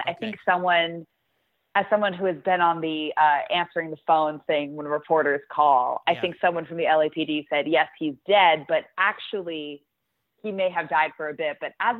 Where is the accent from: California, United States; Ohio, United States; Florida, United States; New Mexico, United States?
New Mexico, United States; I grew up in New Mexico, and for, you know, after our eighth grade graduation, my friend had us all over so we could eat wild boar.